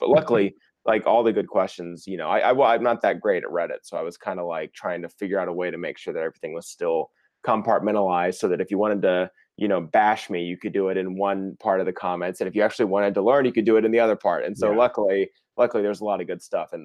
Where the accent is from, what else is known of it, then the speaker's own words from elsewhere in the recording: Dallas, Texas, United States; I grew up in Texas, in Dallas, Fort Worth.